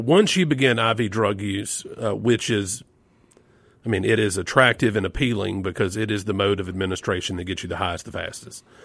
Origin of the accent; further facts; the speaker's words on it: Yazoo City, Mississippi, United States; growing up in Yazoo City.